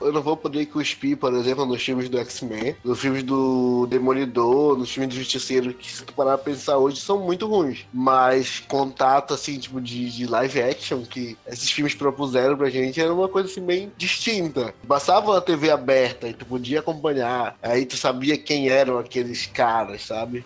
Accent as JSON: {"language": "Portuguese", "town": "Santarém", "region": "Pará", "country": "Brazil", "tie": "born or raised there", "said": "crescendo em Santarém"}